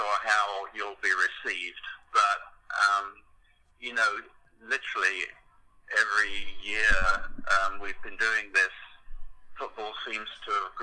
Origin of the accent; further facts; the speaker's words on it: England, United Kingdom; moved away; I grew up with soccer in England, where originally I was a Chelsea fan